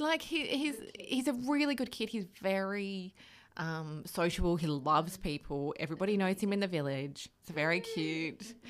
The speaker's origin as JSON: {"language": "English", "country": "Australia", "tie": "born or raised there", "moved": "as an adult", "said": "growing up in Oz, like, I was quite, not sheltered, but, like, ha, grew up in quite a small environment"}